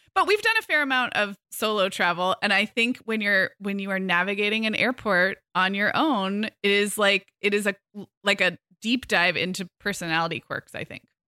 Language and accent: English; Santa Barbara, California, United States; moved away as an adult; also born or lived in Arizona; I moved back to my hometown of Santa Barbara in summer